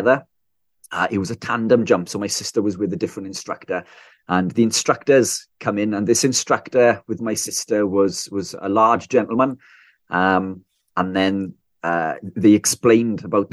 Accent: South Wales, United Kingdom; I'm from South Wales, UK

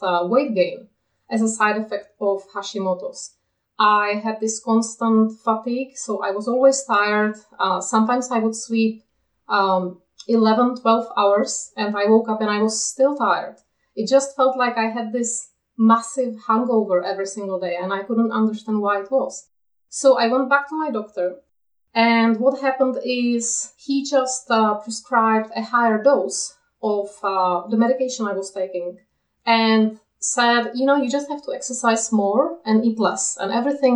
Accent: Czechia; moved away as an adult; now in Kent, United Kingdom; I live in the UK, but I'm from the Czech Republic, where I spent most of my life. And now we live in Kent in the UK.

